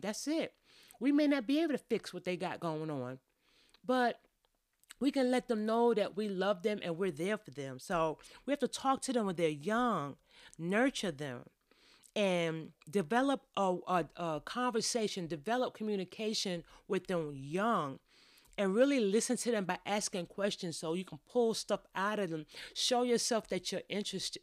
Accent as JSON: {"language": "English", "region": "New York", "country": "United States", "tie": "born or raised there", "said": "I grew up in New York"}